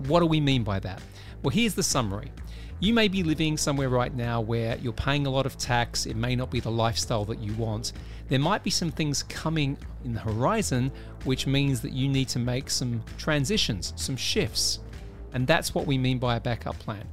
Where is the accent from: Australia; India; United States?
Australia; now in United Kingdom; I live in the U K, I work in the U S, I do work in Dubai, I'm originally from Australia